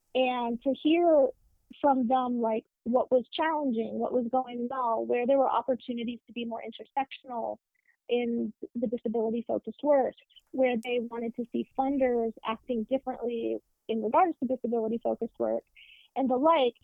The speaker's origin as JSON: {"language": "English", "region": "Deep South", "country": "United States", "tie": "born or raised there", "said": "I grew up in the Deep South with a progressive non Christian family."}